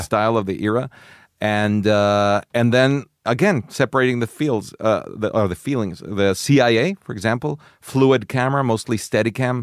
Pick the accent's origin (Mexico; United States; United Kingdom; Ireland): Mexico; I grew up in Mexico